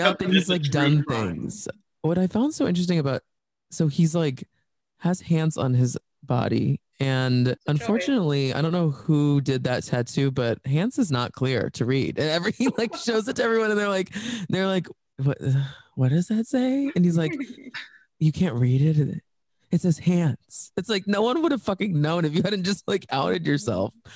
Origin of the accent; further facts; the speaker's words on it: Texas, United States; I grew up in Texas